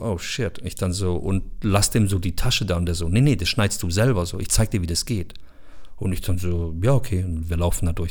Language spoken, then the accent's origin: German; Bosnia & Herzegovina; Ich bin selber Bosnier